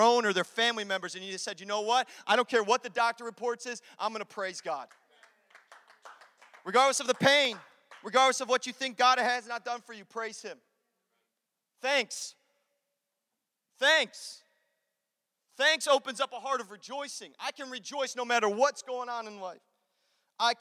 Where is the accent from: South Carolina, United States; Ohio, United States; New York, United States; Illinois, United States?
Illinois, United States; Chicago; I'm from Chicago